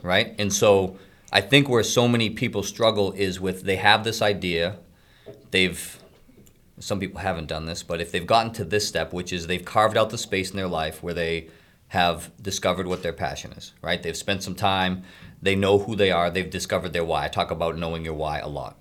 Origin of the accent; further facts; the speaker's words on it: Middleton, Massachusetts, United States; I grew up in Middleton, small town on the North Shore.